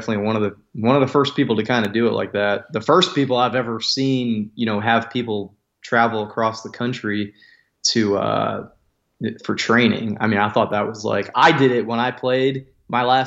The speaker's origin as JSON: {"language": "English", "town": "Las Vegas", "region": "Nevada", "country": "United States", "tie": "born or raised there", "also_born_or_lived": "Central Valley, California", "moved": "as an adult", "said": "I grew up in Southern Nevada in Las Vegas."}